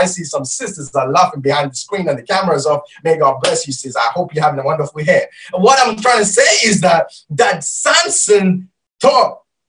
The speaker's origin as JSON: {"language": "English", "country": "Malaysia", "first_language": "Malay", "second_language": "English", "said": "And Pastor, I don't even know how to read it because I'm Malaysian. And I raised in reading and learning Malaysian language, but not Tamil, so I don't know, Pastor."}